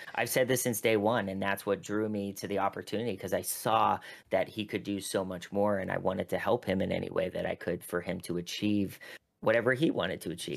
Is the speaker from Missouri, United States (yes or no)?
no; Pittsburgh, Pennsylvania, United States; moved away; I had a, a piece come out in the Pittsburgh Post Gazette, which is my hometown